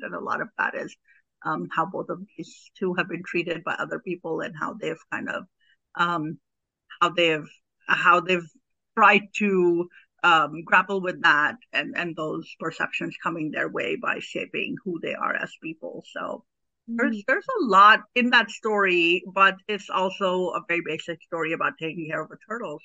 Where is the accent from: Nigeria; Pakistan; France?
Pakistan; moved away as an adult; now in United States; I'm an immigrant. I'm I'm originally from Pakistan. I came here to the U.S. as an adult. I was um, 22 years old when I when I um, came to this country